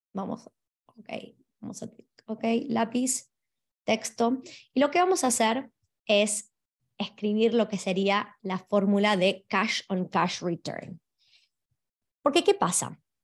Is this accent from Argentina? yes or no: yes; Argentina; now in Australia; hablo de Argentina, que es de donde vengo